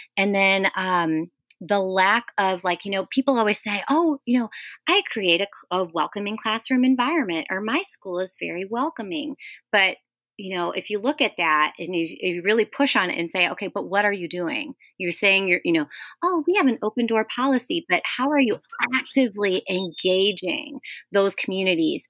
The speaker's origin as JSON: {"language": "English", "town": "Chicago", "region": "Illinois", "country": "United States", "tie": "born or raised there", "said": "I grew up in Lincoln Square in Chicago"}